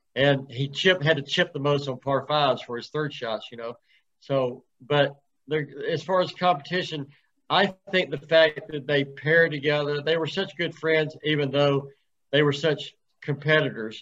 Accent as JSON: {"language": "English", "town": "Columbus", "region": "Georgia", "country": "United States", "tie": "born or raised there", "said": "I grew up in Columbus, Georgia"}